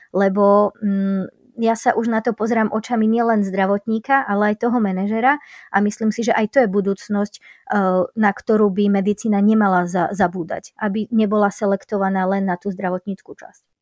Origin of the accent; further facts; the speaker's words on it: Slovakia; traja sme boli zo Slovenska, lekár, záchranár a Zachranárka a zdravotná sestra